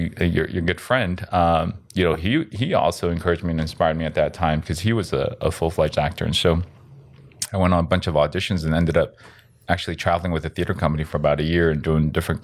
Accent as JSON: {"language": "English", "country": "United States", "said": "Yes, I'm Korean. Yep, I'm Korean American. Actually, I was born in South America, so I'm Korean Latino."}